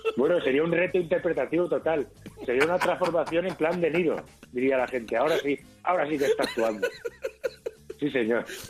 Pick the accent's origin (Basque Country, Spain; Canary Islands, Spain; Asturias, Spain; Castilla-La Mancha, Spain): Castilla-La Mancha, Spain; Albacete; yo de soy de Albacete